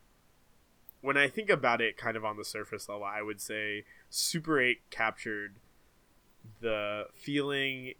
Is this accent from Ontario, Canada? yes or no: yes; Toronto, Ontario, Canada; Toronto, my hometown